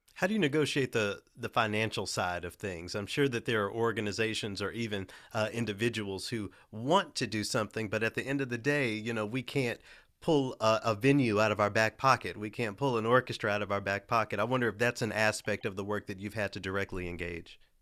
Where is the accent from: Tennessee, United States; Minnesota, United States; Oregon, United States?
Tennessee, United States; Memphis; I'm from Memphis, you know, I'm a, a majority black city